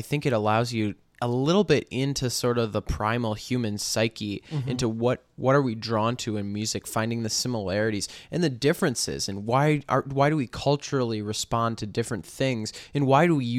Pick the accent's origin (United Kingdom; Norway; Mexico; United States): United States; we're American